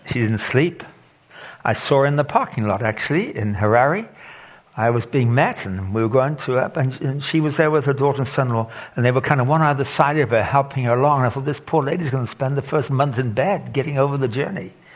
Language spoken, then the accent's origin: English; England, United Kingdom; moved away as an adult; also born or lived in Zimbabwe; I grew up in England